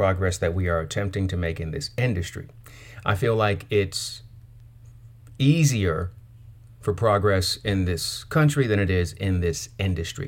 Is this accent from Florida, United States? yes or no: no; California, United States; I'm from California, so we don't really have Waffle House